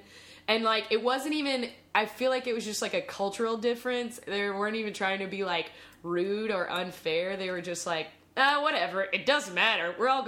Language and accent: English; South Carolina, United States; I'm from the South. Carolina